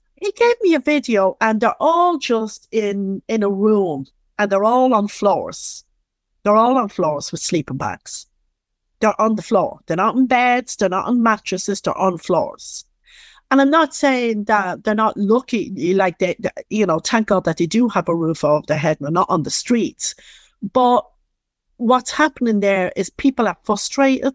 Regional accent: Dublin, Leinster, Ireland; accent: Dublin; I'm from Dublin

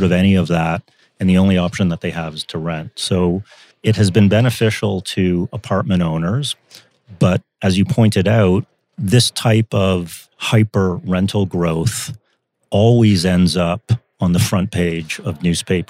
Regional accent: Canada; as a Canadian

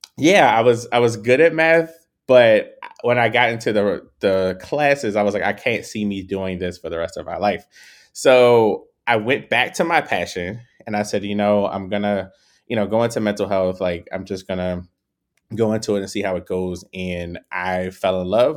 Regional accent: Baltimore, Maryland, United States; growing up in Baltimore

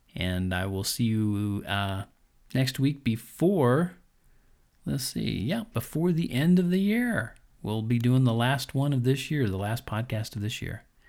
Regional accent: Colorado, United States; here in my home state.

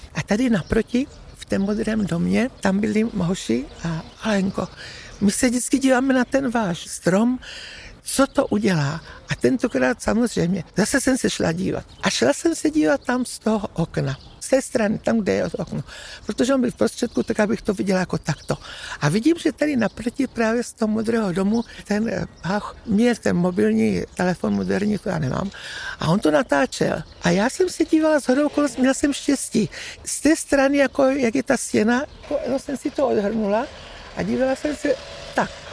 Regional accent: South Moravian Region, Czechia; To je můj rodný dům od narození. Těch 80 roků tady bydlím

